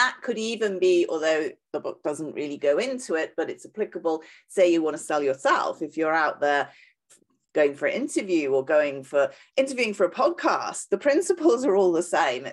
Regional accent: United Kingdom; accent: British; moved away as an adult; also born or lived in south of France; now in France; you can probably tell from my accent, I'm British.

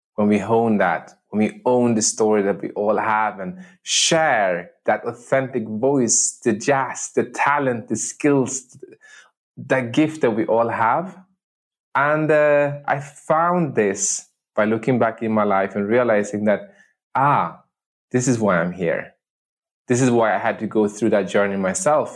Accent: Sweden; moved away as an adult; also born or lived in Medellin, Colombia; I'm adopted from the city of Medellin, Colombia, and uh, to a village on the countryside of uh, Sweden, where I grew up and I spent the first 19 years of my life

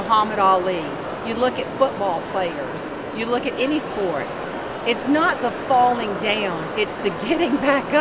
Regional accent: the Deep Fried South, United States; born or raised there

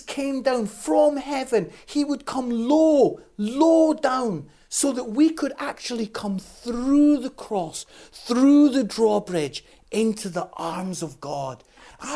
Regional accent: Scotland, United Kingdom; I'm Scottish

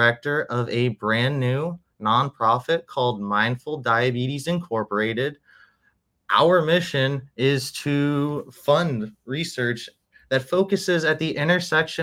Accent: Orlando, Florida, United States; also born or lived in New Hampshire, United States; now in Miami, United States; And then I was in Orlando for about 17 years. I went to high school there

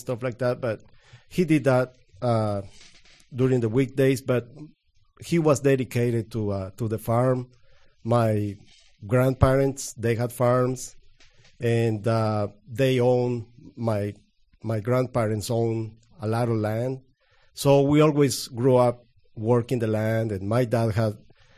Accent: Guatemala; English is a second language; now in United States; I'm from Guatemala. I was born in 1975 from a very, very small town.

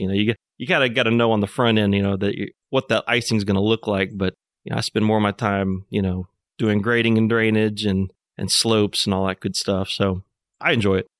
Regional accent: Fayetteville, Arkansas, United States; also born or lived in Nashville, Tennessee; I was born in Fayetteville, so I'm, I'm hometown guy here.

